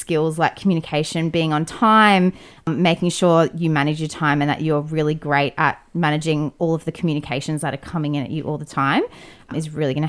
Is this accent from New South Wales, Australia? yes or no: no; North Queensland, Australia; now in Sydney, Australia; I'm from North Queensland